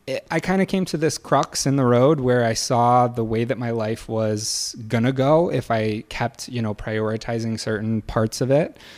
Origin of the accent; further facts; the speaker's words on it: Michigan, United States; moved away as an adult; also born or lived in Evanston; now in Chicago, United States; I grew up in Michigan. Uh, lived there until I went to college